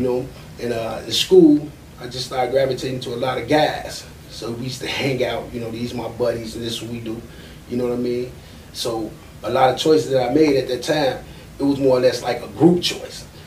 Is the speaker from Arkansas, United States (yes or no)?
no; Chicago, Illinois, United States; growing up in Chicago at that time, we used to have park districts